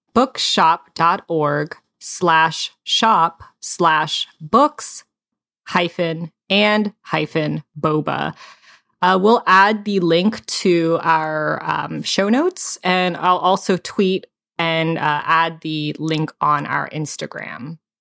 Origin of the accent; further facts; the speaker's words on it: United States; I wasn't born here. I came here when I was three years old